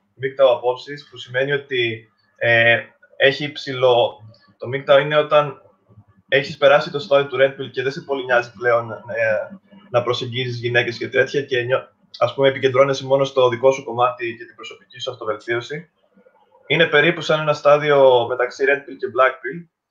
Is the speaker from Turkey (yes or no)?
no; Crete, Greece; και εγώ και ο Μιχάλη είμαστε από Κρήτη